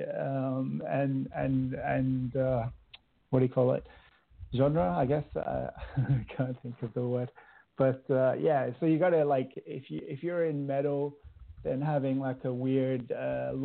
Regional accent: Fremantle, Western Australia, Australia; moved away as an adult; now in Norway; I'm from a little place called Fremantle.

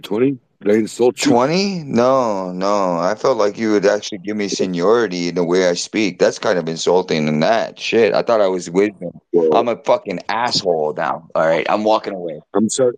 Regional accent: Hawaii, United States; I grew up in Hawaii, dude. I was born and raised on an island.

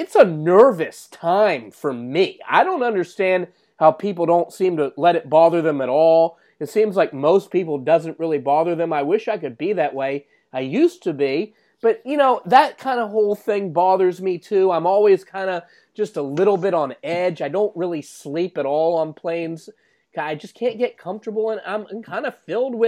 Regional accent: United States; as an American

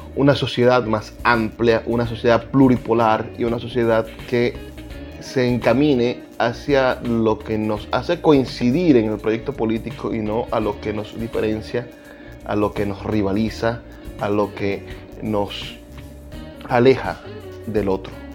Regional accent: Venezuela; lo que nos une, por ejemplo, como venezolanos

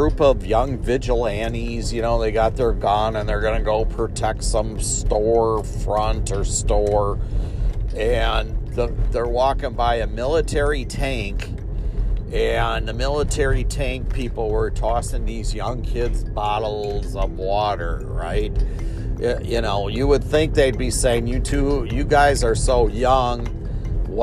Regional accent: Milwaukee, Wisconsin, United States; when I was a child here in the Milwaukee area

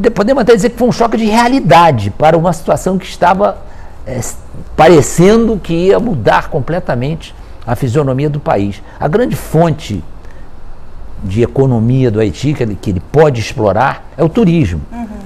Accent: Brazil; nós mesmo sendo brasileiros

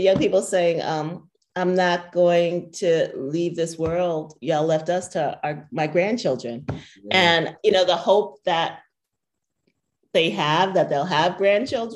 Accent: Columbus, Ohio, United States; It's in Columbus. It's in my hometown.

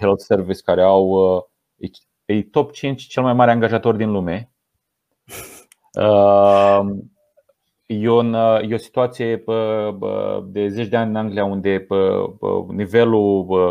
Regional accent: Romania; moved away as an adult; now in England, United Kingdom; eu ca român

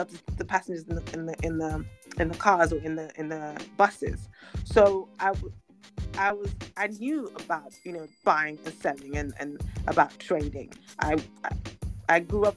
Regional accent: London, United Kingdom; also born or lived in Lagos, Nigeria; I was born in England, but my parents took me back to Nigeria to raise me for a number of years when I was a baby. And then we moved back to England when I was about 9, 10

